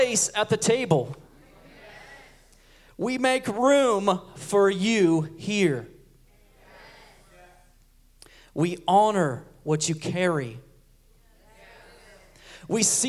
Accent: Huntington Beach, California, United States; I'm from Huntington Beach, California, and I'm 47 years old

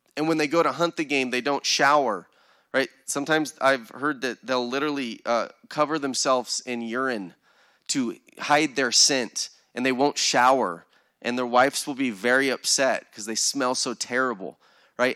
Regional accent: United States; American Christians

